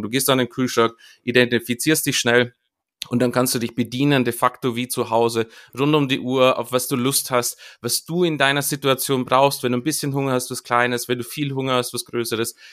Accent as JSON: {"language": "German", "town": "Munich", "region": "Bavaria", "country": "Germany", "said": "in München, wo, wo ich herkomme"}